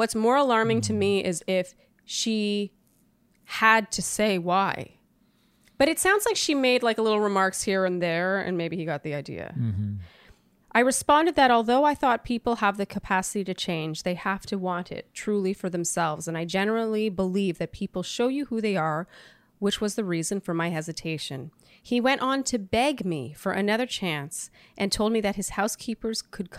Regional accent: Canada; As a Canadian

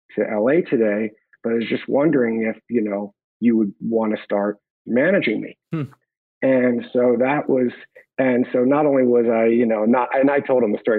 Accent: Hatboro, Pennsylvania, United States; I grew up outside of Philadelphia, Pennsylvania, in a small town called Hatboro

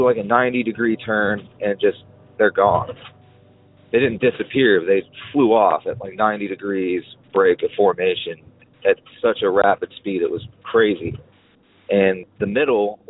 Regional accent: western Kansas, United States; my hometown out in western Kansas

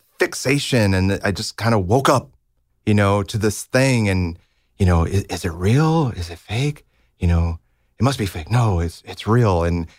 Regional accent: Libertyville, Illinois, United States; Yeah, I grew up in Libertyville, which is about 30, 40 minutes north of Chicago.

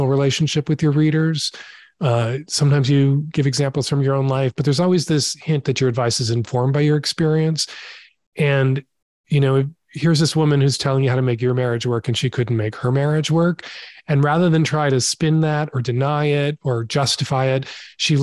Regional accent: Chicago, Illinois, United States; I grew up in Chicago

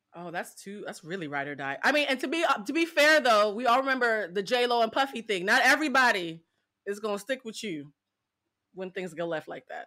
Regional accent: Boston, Massachusetts, United States; I'm from Boston

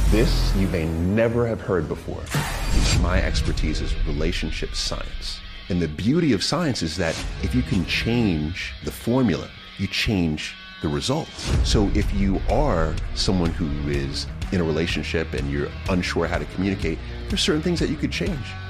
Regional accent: New York City, New York, United States; also born or lived in Long Island; I was born in Jamaica, Queens

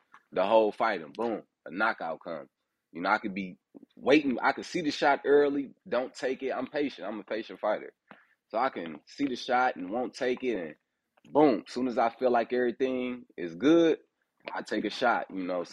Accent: Fort Wayne, Indiana, United States; also born or lived in Detroit, Michigan; I was born in Detroit and I was like raised in Fort Wayne, Indiana. And I moved to Indianapolis when I started boxing when I was 18

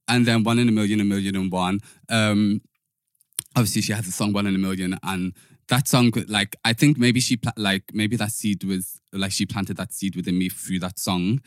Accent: Liverpool, North West England, United Kingdom; moved away; also born or lived in London; growing up in Liverpool, I'm from Toxteth

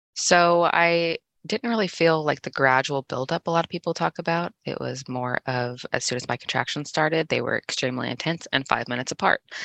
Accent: Indiana, United States; also born or lived in Kansas City, Missouri / Tekamah, Nebraska; I was born in Kansas City, Missouri, but I've spent the majority of my life in Indiana with a brief stint in Nebraska and then back to Indiana

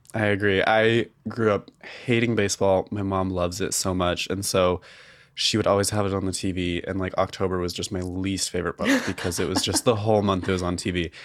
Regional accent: outside of Boise, Idaho, United States; I grew up outside of Boise

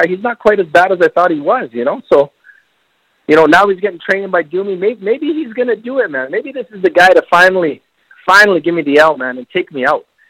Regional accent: Bolivia; I'm from Bolivia, man. From Bolivia.

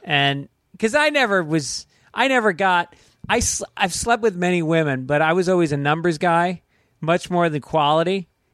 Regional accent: New York, United States; moved away as an adult; also born or lived in Boston / Manhattan; now in Los Angeles, United States; I'm from New York, but then I started in Boston

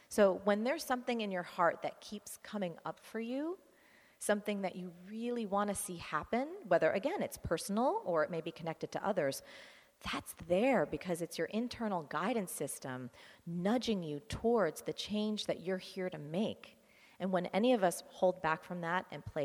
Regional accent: New Jersey, United States; I am from New Jersey

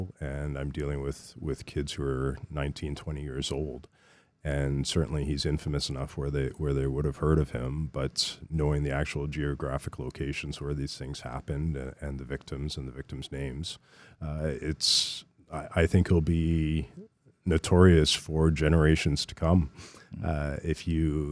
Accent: Burlington, Ontario, Canada; I grew up in Burlington

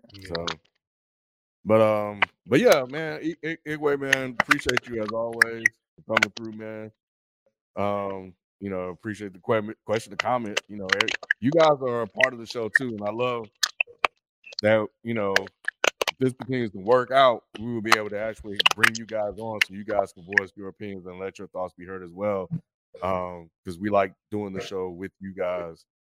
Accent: Meridian, Mississippi, United States; moved away; Meridian, Mississippi.

